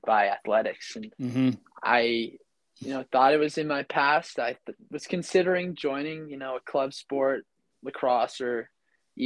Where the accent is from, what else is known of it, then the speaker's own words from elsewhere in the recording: Ridgefield, Connecticut, United States; moved away as an adult; also born or lived in Ramsey, New Jersey; I'm originally from Ridgefield, Connecticut.